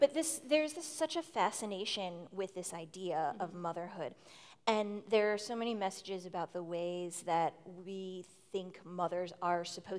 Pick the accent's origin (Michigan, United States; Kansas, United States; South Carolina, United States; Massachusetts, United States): Massachusetts, United States; Boston; I come from Boston.